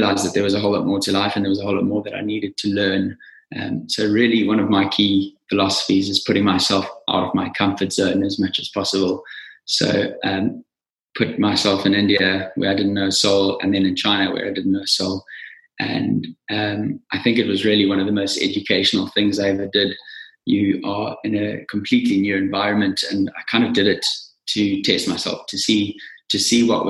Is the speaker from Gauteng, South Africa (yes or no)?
no; Nottingham Road, KwaZulu-Natal, South Africa; moved away as an adult; also born or lived in Stellenbosch / London; I grew up on a small farm in Nottingham Road in the Natal Midlands. Went to school in KZN